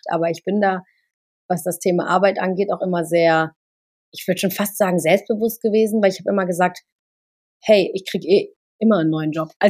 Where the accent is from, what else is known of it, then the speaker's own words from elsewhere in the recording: Cologne, North Rhine-Westphalia, Germany; Äh, und meine Heimat ist einfach Köln. Also Köln ist meine Heimat, da komme ich her